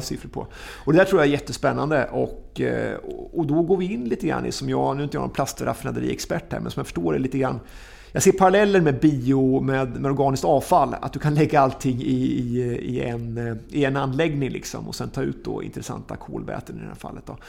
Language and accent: Swedish; Östergötland, Sweden; som östgöte